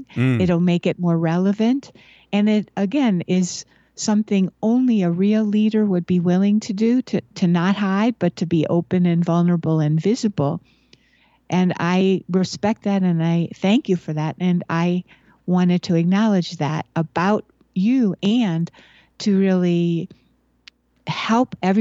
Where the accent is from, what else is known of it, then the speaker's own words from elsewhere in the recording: Buffalo, New York, United States; I grew up in Buffalo, New York, where there's a lot of snow